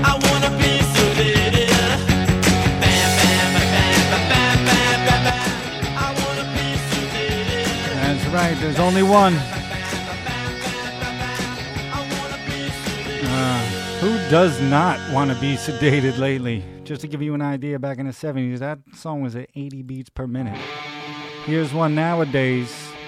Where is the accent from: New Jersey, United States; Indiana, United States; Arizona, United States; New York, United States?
New York, United States; New York City; I'm a New Yorker, so I grew up in CBGBs